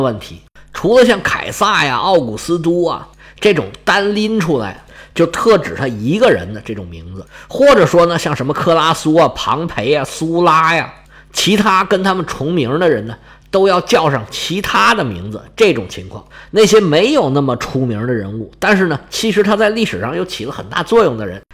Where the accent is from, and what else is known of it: China